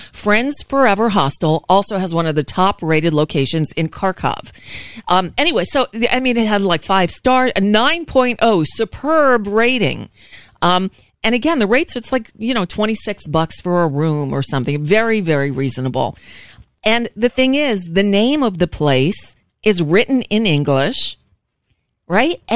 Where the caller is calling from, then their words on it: United States; I'm calling from the United States, and I'm just calling to check in and see if you're okay.